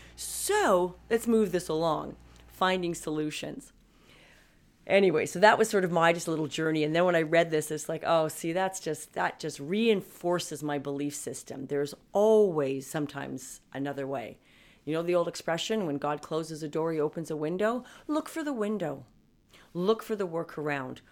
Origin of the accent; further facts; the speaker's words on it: Canada; I'm a Canadian